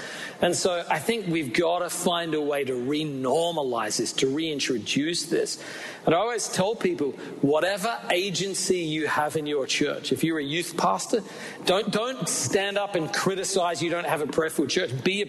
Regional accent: Australia; We're both from Australia

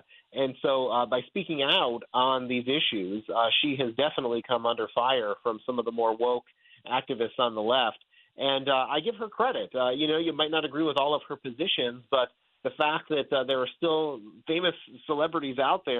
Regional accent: Virginia, United States; we see it right here in my home state right now of Virginia

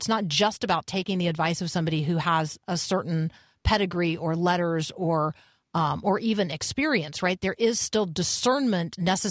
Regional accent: Tampa, Florida, United States; I grew up in Tampa.

